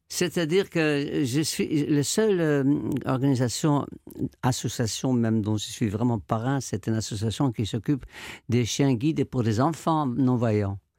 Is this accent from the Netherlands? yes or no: yes; Amsterdam, North Holland, Netherlands; moved away; quand j'étais petit, j'habitais à Amsterdam, je suis néerlandais